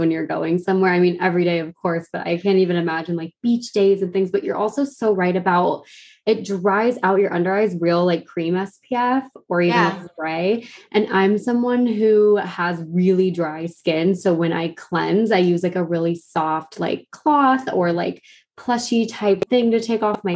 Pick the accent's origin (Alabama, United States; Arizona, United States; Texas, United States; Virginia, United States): Arizona, United States; I grew up in Arizona